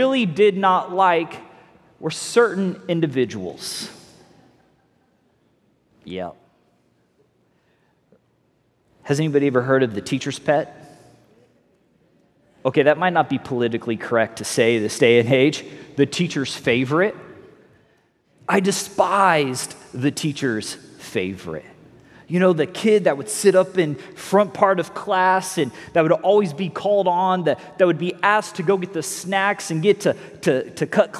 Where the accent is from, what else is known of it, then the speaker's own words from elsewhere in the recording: North Fort Myers, Florida, United States; we're from North Fort Myers. We say ain't all the time